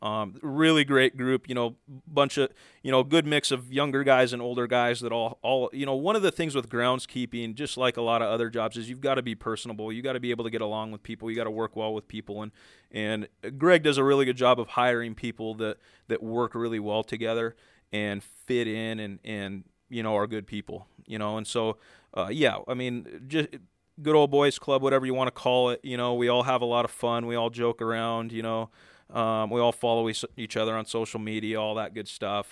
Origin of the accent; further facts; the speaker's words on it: Oregon, United States; also born or lived in Southern California; I'm from Oregon